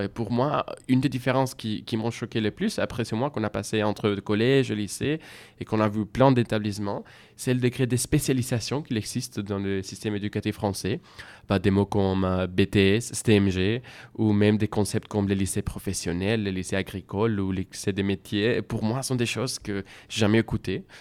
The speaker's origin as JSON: {"language": "French", "country": "Spain", "second_language": "French", "moved": "as an adult", "lives_now": "France", "said": "je viens d'Espagne"}